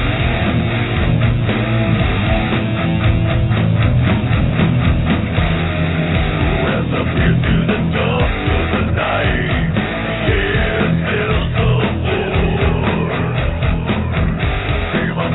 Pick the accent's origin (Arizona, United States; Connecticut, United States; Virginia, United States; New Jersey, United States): New Jersey, United States; moved away; also born or lived in California; I was born in Jersey, but I lived in California for 30 years.